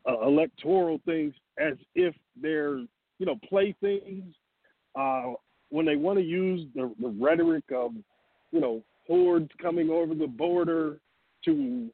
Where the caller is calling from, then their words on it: Atlanta, Georgia, United States; Yeah, this is … in Atlanta, man.